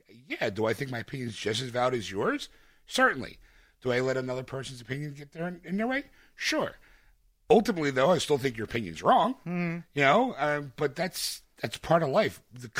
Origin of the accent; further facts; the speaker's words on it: Philadelphia, Pennsylvania, United States; I'm a schlub from Philadelphia.